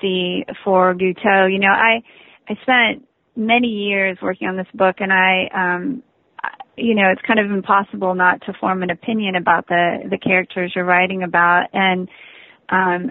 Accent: Ohio, United States; moved away; I'm from Ohio originally. I was born and raised in Ohio.

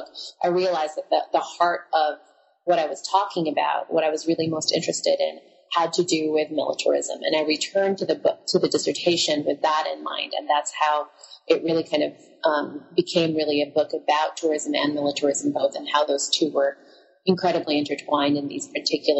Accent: Philippines; moved away; the stories of growing up in the Philippines, because that's where I spent my childhood.

